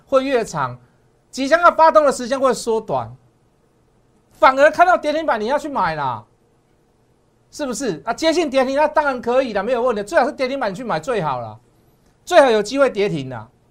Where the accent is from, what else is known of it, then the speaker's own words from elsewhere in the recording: Taiwan; 我们台湾人民